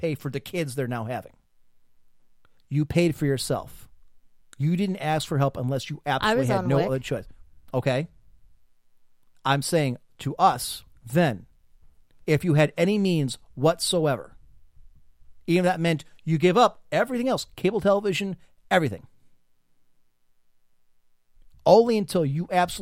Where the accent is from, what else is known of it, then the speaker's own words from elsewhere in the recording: Midwest, United States; as an American